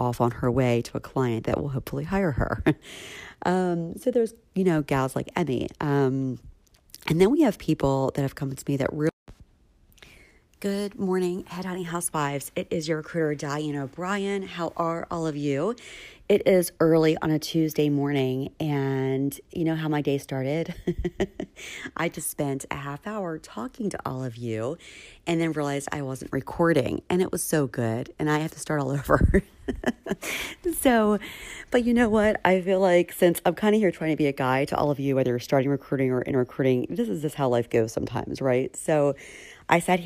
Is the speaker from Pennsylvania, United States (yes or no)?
yes; Philadelphia, Pennsylvania, United States; in Philly in my hometown